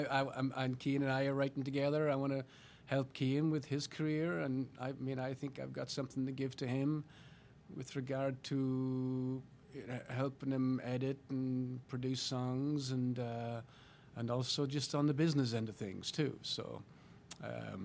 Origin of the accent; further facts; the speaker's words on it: Ireland; moved away as an adult; now in Kansas City, United States; I said, Ireland, Irish